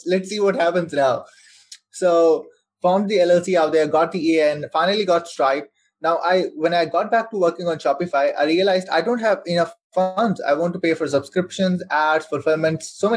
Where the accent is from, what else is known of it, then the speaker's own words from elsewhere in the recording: Saudi Arabia; I'm born and raised in Saudi Arabia. So I spent my whole life over there.